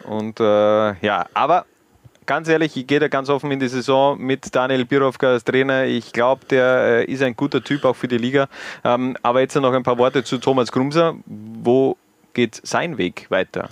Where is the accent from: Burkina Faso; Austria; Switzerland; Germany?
Austria; Styria; als Steirer